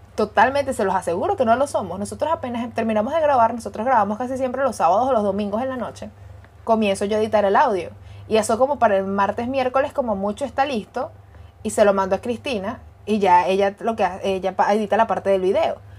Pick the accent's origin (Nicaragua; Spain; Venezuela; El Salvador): Venezuela; nací en Venezuela, estudié en Venezuela, me gradué en Venezuela, trabajé en Venezuela, 26 años de experiencia